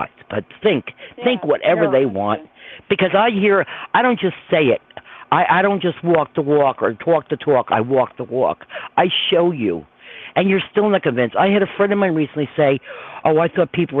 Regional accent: Croton-on-Hudson, New York, United States; also born or lived in Verplanck, New York; I'm from Croton originally

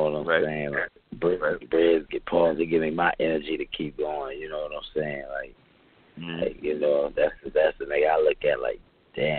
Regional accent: Fuquay-Varina, North Carolina, United States; I come from Fuquay's Arena, North Carolina. You know what I'm saying? Like, that's where I'm from. I'm from a small town

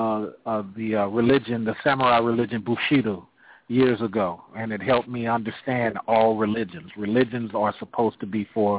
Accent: Oakland, California, United States; I'm from Oakland, California.

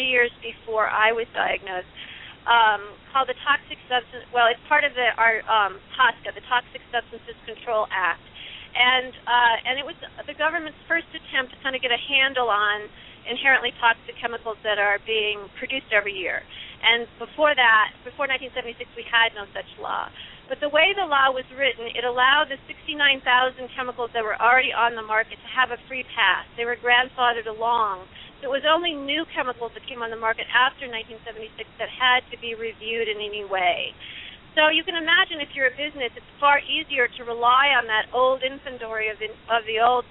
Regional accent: Illinois, United States; from my home state of Illinois

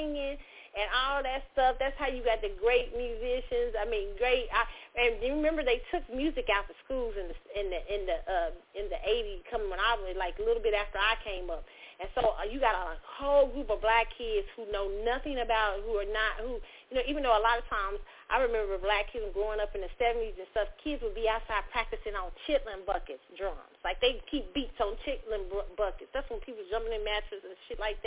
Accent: United States; We are American. We in the soil

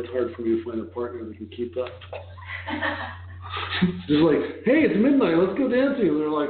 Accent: New York, United States; born there; I was born in New York.

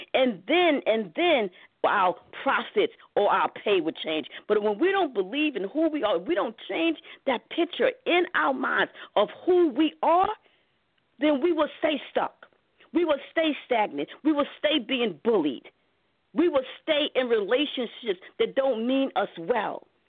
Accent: New York City, New York, United States; I grew up in Harlem, in Harlem, New York City.

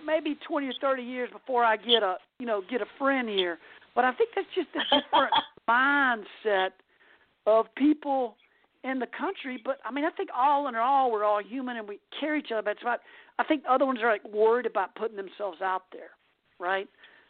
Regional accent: the South, United States; And then growing up in the South, it's different.

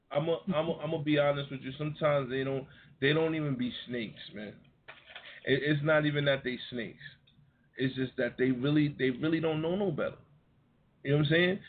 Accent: Yonkers, New York, United States; I was from Yonkers

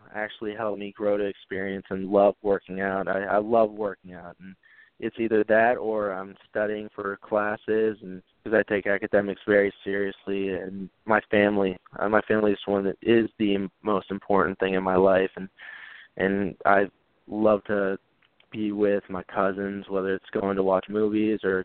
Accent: Gibsonia, Pennsylvania, United States; I was born and raised in Gibsonia, Pennsylvania, and I went to a little school called Mars

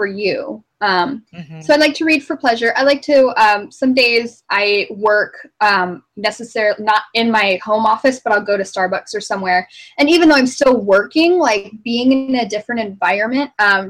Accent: Arizona, United States; moved away as an adult; also born or lived in Phoenix, Arizona / Alaska; I'm from Arizona. I'm not even from the East Coast.

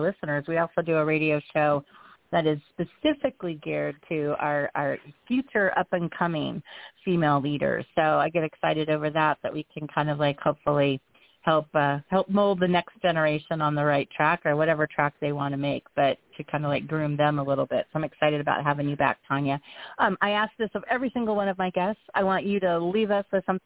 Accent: Nebraska, United States; my home state

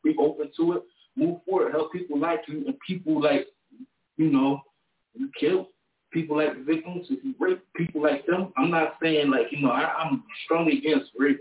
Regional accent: Trenton, New Jersey, United States; moved away as an adult; now in North Carolina, United States; I'm from Trenton, New Jersey. Just recently relocated

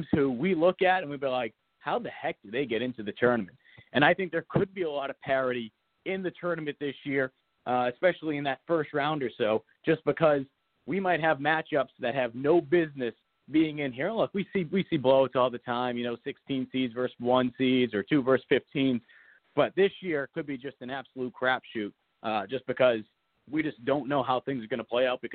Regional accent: New England, United States; now in Columbia, United States; growing up in New England

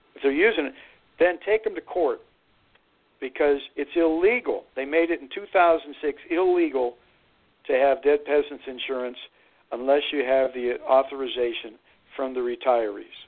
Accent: Youngstown, Ohio, United States; I'm from the valley. I grew up there in Steel Town

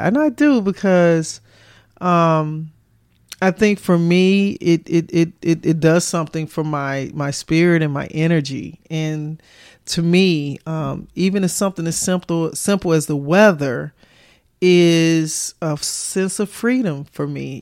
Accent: Chicago, Illinois, United States; moved away; also born or lived in the South (US); I was born and raised in Chicago.

